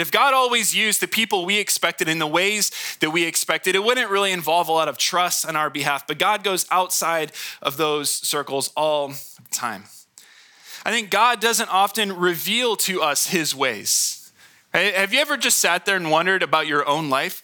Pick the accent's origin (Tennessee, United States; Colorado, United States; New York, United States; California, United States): California, United States; Hemet; I was born in Hemet.